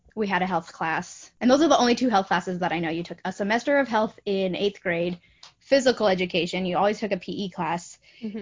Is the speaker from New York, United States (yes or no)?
no; Boise, Idaho, United States; moved away as an adult; also born or lived in Logan, Utah; now in Florida, United States; I grew up in Boise, Idaho, but I spent the last 10 years in uh, Cache Valley, Logan, Utah.